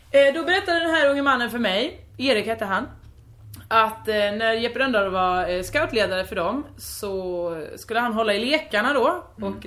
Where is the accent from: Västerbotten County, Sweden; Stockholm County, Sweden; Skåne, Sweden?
Skåne, Sweden; Veberöd; eh, hej jag är från Veberöd.